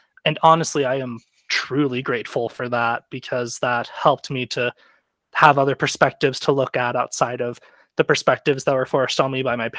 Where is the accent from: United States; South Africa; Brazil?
United States; Dallas, Texas; I'm from around the Dallas area.